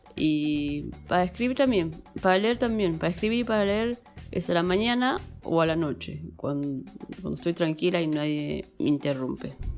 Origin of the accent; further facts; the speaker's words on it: Castelar, Buenos Aires Province, Argentina; Soy de Buenos Aires, Argentina, la zona oeste, Castelar